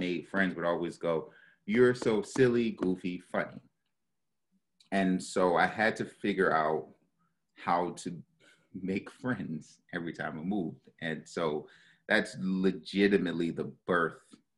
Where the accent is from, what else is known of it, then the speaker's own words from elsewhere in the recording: Baltimore, Maryland, United States; moved away; also born or lived in New York; I'm from Baltimore City, born and raised